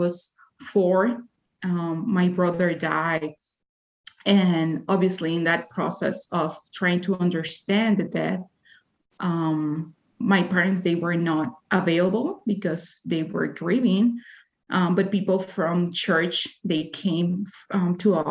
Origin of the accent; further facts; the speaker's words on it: Dominican Republic; English is a second language; moved away as an adult; now in Utah, United States; I'm from Dominican Republic